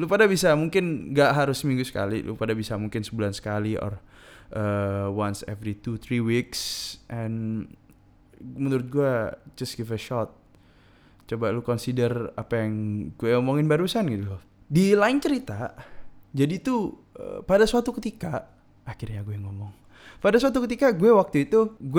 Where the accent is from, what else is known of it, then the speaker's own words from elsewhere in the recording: Madura, East Java, Indonesia; gue nggak tahu abang-abang beca atau daerah gue di Madura ini ya.